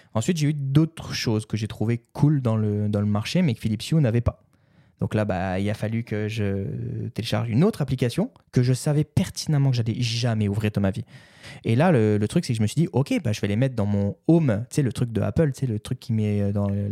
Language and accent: French; France; moved away; chez moi en France, mes parents